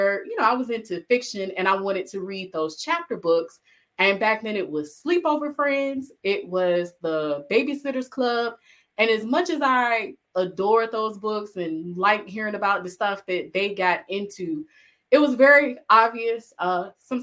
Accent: Alabama, United States; I'm originally from Alabama

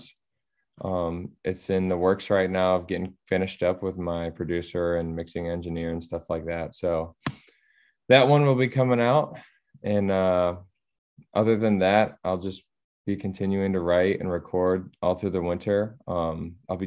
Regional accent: Battle Creek, Michigan, United States; my hometown is called Battle Creek

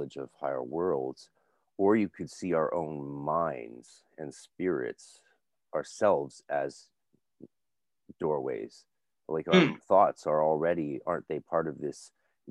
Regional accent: North Vancouver, British Columbia, Canada; I grew up in Lynn Valley

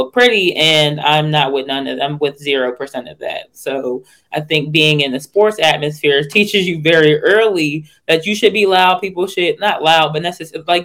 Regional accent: Pittsburgh, Pennsylvania, United States; I'm originally from Pittsburgh, Pennsylvania.

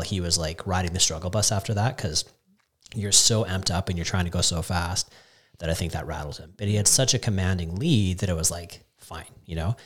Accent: Canada; as a Canadian

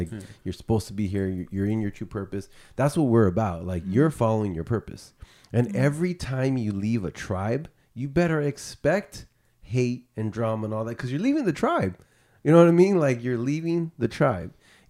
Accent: United States; you know, I'm Mexican American, right? My father is from Mexico. Our ancestors are Native American, right?

